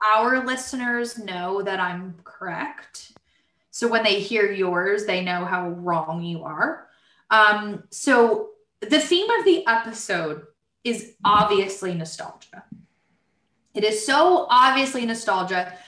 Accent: Brick, New Jersey, United States; We grew up in Brick, New Jersey, but our parents are from Harrison and Newark, so that explains the accents

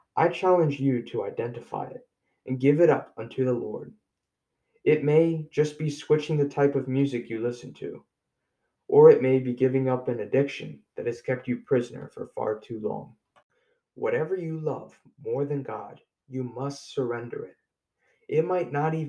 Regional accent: United States; American Christians as a whole, including myself

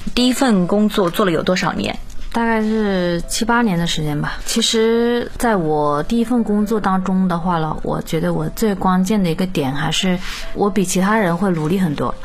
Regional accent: Shaoyang, Hunan, China; 我是八零尾的，八九年的，我也是湖南人，邵阳那边的。父母的话呢，都是务农，家庭条件应该不是特别好吧，农村家庭

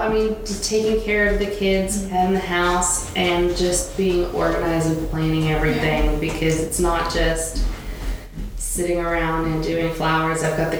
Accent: Australia; also born or lived in Malaysia; No, I'm actually from Australia.

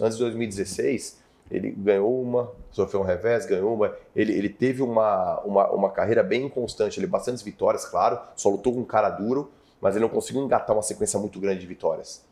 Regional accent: Mongaguá, São Paulo, Brazil; also born or lived in Spain (family); now in São Paulo, Brazil; eu cresci em Mongaguá

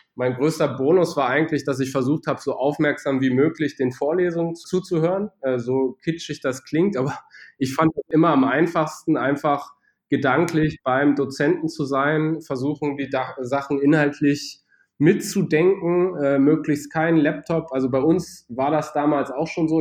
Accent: Braunschweig, Lower Saxony, Germany; moved away as an adult; also born or lived in Bad Homburg / Düsseldorf; Braunschweig auch meine Heimatstadt ist

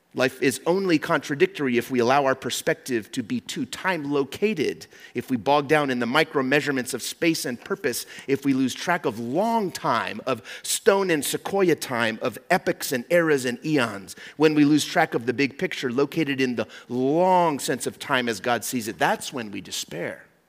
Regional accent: Mexico; moved away; I grew up in Mexico

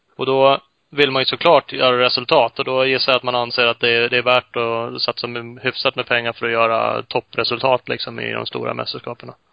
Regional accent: Uppsala, Uppsala County, Sweden; Vi är ju Uppsalabor i grunden både jag och Ola

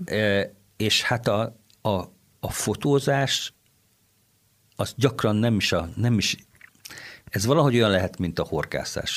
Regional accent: Kaposvár, Somogy, Hungary; now in Székesfehérvár, Hungary; jártam, ahol egy nagyon jó kórus volt, Kaposváron, ahonnan származom

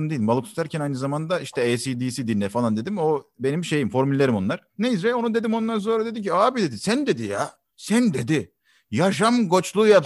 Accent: Kayseri Province, Turkey; accent: Kayseri; E, aslen Gayserliyim. Gayserli olduğum zaten şivemden anlaşılıyor.

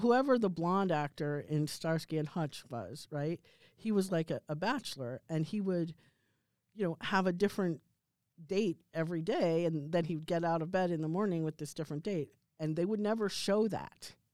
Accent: outside New York City, United States; a person who grew up in the Cold War, like, outside New York City

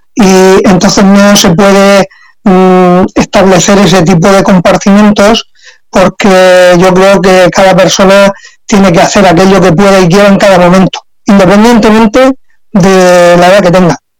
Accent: San Miguel de Salinas, Valencian Community, Spain; yo trabajé aquí en mi pueblo, entonces en San Miguel de Salinas

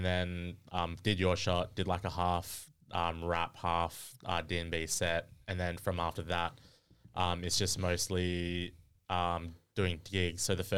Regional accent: Albany, New York, United States; But yeah, I'm from Albany.

